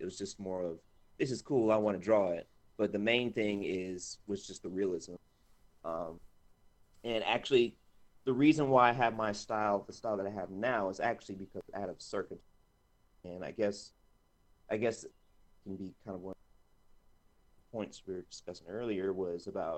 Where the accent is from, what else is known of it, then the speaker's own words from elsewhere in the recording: Montgomery, Alabama, United States; moved away as an adult; also born or lived in Savannah, Georgia; I was born in Montgomery, Alabama.